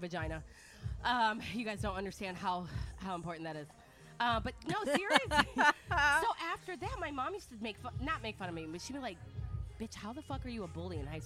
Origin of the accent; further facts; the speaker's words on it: Dearborn, Michigan, United States; also born or lived in Detroit, Michigan; Even though I'm from Detroit, I grew up in Dearborn, Michigan